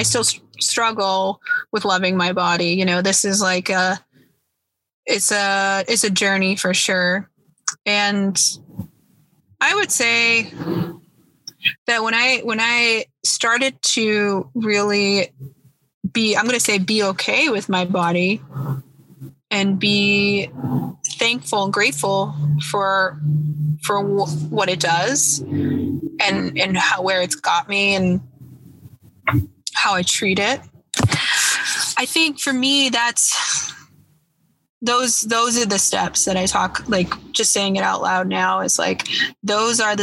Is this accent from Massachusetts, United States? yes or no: yes; Boston, Massachusetts, United States; I'm from Boston, and Boston has a huge drinking problem, always has